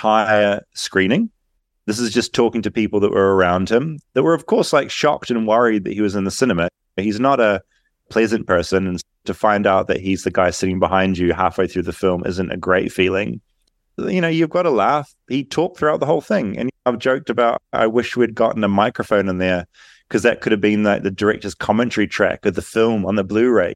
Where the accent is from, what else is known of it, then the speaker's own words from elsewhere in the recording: New Zealand; I'm from New Zealand.